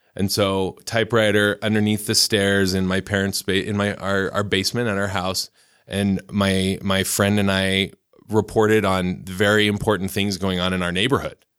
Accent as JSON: {"language": "English", "town": "Lethbridge", "region": "Alberta", "country": "Canada", "tie": "born or raised there", "also_born_or_lived": "Arizona / Seattle / Provo, Utah / Southern California", "moved": "yes", "lives_now": "Utah, United States", "said": "I grew up in Canada, in southern Alberta"}